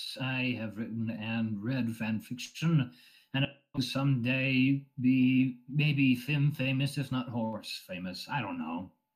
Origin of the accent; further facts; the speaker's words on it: West Coast, United States; I'm from the West Coast, Pacific Coast, yeah.